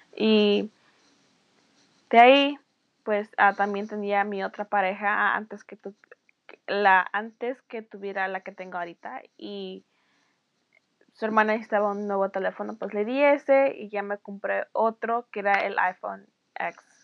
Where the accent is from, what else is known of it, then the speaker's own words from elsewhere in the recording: Los Angeles, California, United States; yo soy nacida aquí en los Estados Unidos, parte de Los Ángeles, California